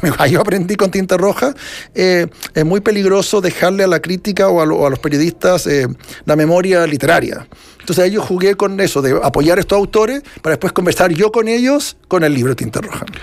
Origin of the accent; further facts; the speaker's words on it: Chile; Que yo soy chileno, de nuevo el tema de demostrar que yo soy chileno